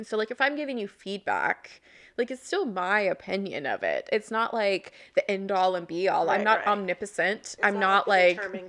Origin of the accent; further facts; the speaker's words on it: Oklahoma, United States; moved away; I'm from Oklahoma, which is a very Republican conservative state